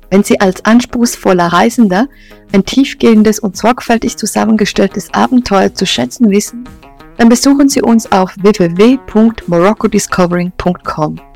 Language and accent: German; Switzerland; Ich bin Schweizerin und habe über fünf Jahre lang in Marokko gelebt, zusammen mit meinem marokkanischen Ehemann Jamal.